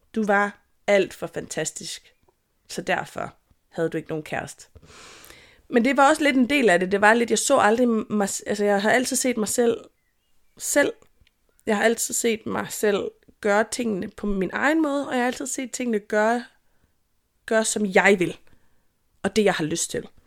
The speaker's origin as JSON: {"language": "Danish", "region": "Jutland", "country": "Denmark", "said": "jeg er jyde"}